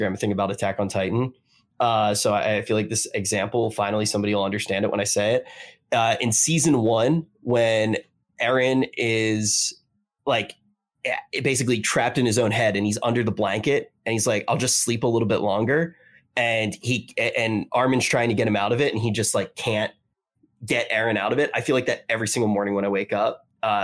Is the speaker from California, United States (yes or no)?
no; Atlantic City, New Jersey, United States; moved away; also born or lived in New York; I grew up in Atlantic City